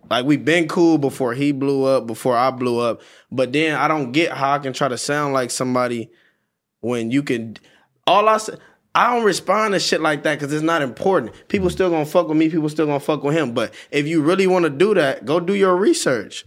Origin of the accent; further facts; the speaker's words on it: Compton, California, United States; I'm from Compton